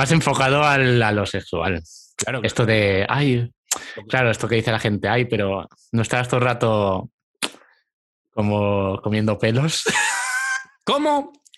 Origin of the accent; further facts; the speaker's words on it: Castellón de la Plana, Valencian Community, Spain; soy de España, de, de Valencia, no, Castellón